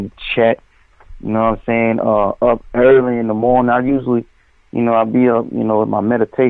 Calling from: Nashville, Tennessee, United States; I'm calling from Music City, Nashville.

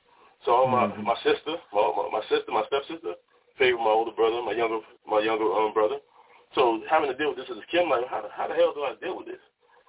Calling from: Oakland, California, United States; also born or lived in Miami, Florida; I'm calling from Oakland, California, by way of Miami.

